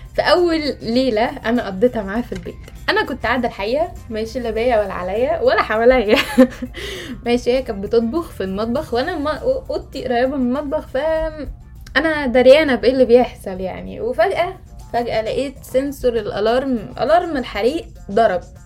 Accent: Egypt; moved away; ان انا مصريه

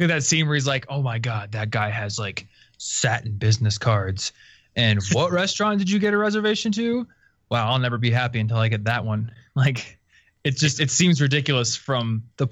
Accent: Iowa, United States; now in Denver, United States; I come from Iowa

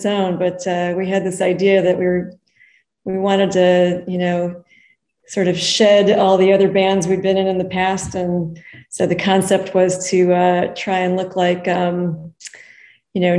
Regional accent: Lake Zurich, Illinois, United States; moved away as an adult; also born or lived in Tucson, Arizona; now in Arizona, United States; I grew up in Lake Zurich, Illinois, a suburb of Chicago.

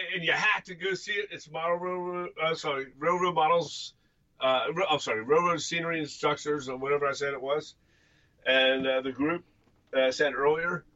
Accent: Pennsylvania, United States; we are from Pennsylvania, and we're we're near within you know, 12 miles of the Susquehanna River

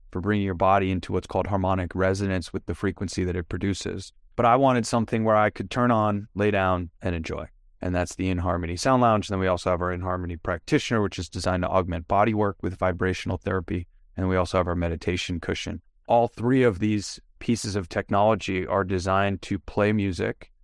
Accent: Long Island, New York, United States; moved away as an adult; also born or lived in Manhattan / San Diego; I'm originally from New York, born and raised on Long Island, lived in Manhattan for ten years, then San Diego

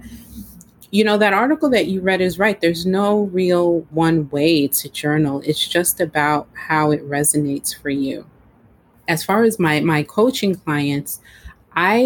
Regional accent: New York, United States; also born or lived in Florida; My home state is New York

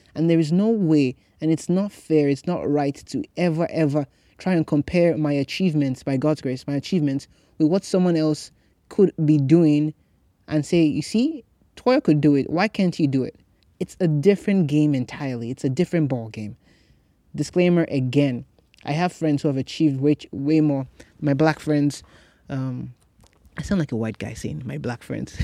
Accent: Nigeria; now in United States; I grew up in Nigeria

